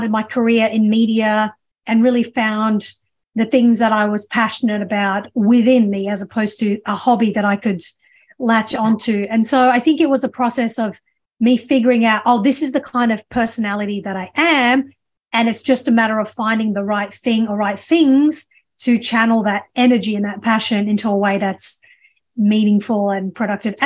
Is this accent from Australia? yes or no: yes; Australia; also born or lived in England; now in United States; I grew up in Australia. I was born in England